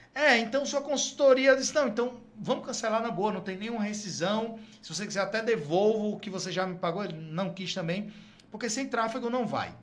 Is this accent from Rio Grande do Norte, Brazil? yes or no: yes; Natal, Rio Grande do Norte, Brazil; also born or lived in Fortaleza / Brasília; sou do Rio Grande, do Norte, Natal.